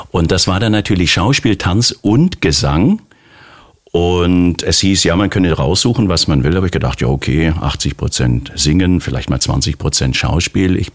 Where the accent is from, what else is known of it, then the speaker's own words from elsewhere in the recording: Baden-Württemberg, Germany; born there; Ich bin gebürtiger Schwabe